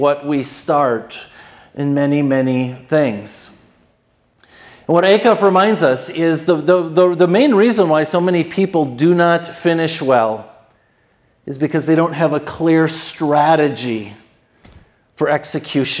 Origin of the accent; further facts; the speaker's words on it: Minnesota, United States; I grew up in Minnesota